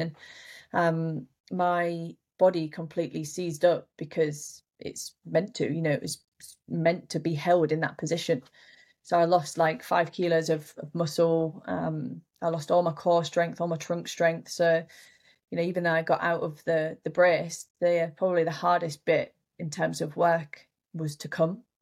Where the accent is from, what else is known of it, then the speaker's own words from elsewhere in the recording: Yorkshire and the Humber, United Kingdom; I was late at home in my hometown up in Yorkshire